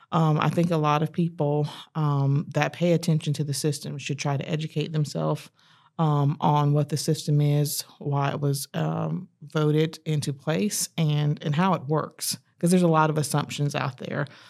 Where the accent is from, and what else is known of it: Fayetteville, North Carolina, United States; born or raised there; moved away as an adult; also born or lived in Chapel Hill, North Carolina; now in Charlotte, United States